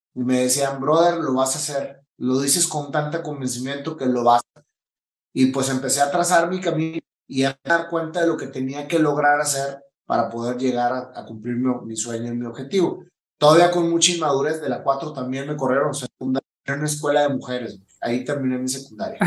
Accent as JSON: {"language": "Spanish", "town": "Monterrey", "region": "Nuevo León", "country": "Mexico", "tie": "born or raised there", "also_born_or_lived": "Chihuahua", "moved": "yes", "said": "soy de México, nací en Monterrey, Nuevo León, en el mero centro de la ciudad"}